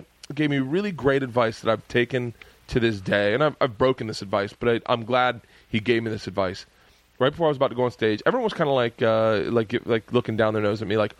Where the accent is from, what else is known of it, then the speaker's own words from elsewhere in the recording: the South, United States; I say kids like us because growing up in the South